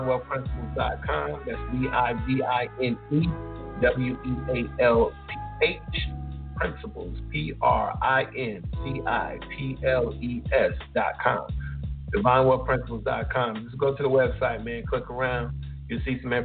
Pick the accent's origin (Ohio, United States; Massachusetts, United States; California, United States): Ohio, United States; born or raised there